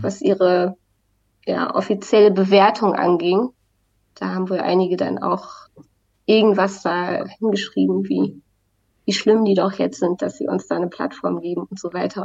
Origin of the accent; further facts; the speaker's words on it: Wacken area, Schleswig-Holstein, Germany; now in Berlin, Germany; ich komme ja auch aus, aus der Wacken-Gegend